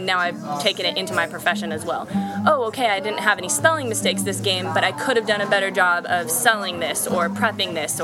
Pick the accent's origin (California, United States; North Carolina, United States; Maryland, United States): California, United States; being in San Diego and growing up in California